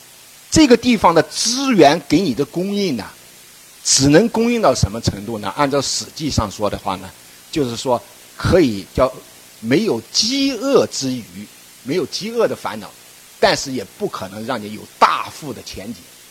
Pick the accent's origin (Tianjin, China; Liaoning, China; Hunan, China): Hunan, China; now in Guangzhou, China; 包括我也是湖南人